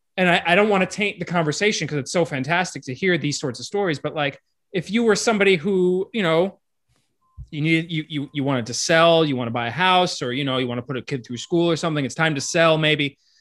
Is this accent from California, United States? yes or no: no; Miami, Florida, United States; I grew up in Miami